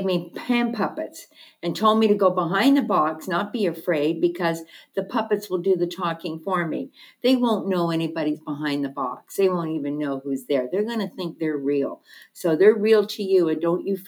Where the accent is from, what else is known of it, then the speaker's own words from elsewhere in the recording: Hamilton, Ontario, Canada; I was born and raised in Hamilton, Ontario.